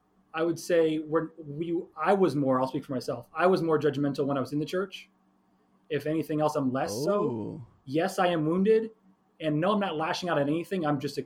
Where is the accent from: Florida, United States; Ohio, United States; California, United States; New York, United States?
Florida, United States; So I was born and raised in Florida. I've been down like was here my whole life. So I was always in and out of like the Baptist, Southern Baptist kind of deal.